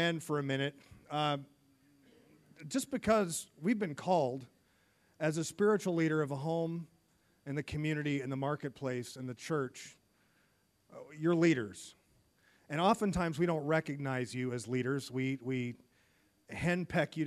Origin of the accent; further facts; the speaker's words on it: United States; I'm from the United States